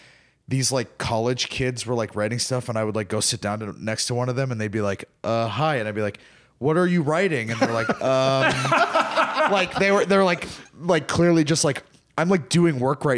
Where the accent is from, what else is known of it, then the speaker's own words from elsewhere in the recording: Ashland, Massachusetts, United States; I'm from Ashland, Massachusetts, okay. Near Framingham, if you know Framingham.